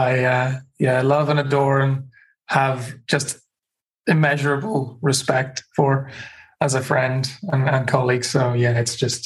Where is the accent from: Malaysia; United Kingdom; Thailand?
United Kingdom; Northern Ireland; also born or lived in New Zealand; now in Australia; But I come from Northern Ireland, Ulster, the historic province of Ulster, which is one of four provinces historically in Ireland. And I grew up in a particular place in Northern Ireland